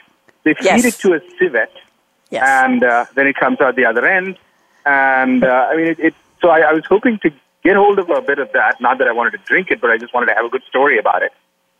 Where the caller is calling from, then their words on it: Thiruvananthapuram, Kerala, India; I'm in Trivandrum, South India, and I have my cup of coffee with me.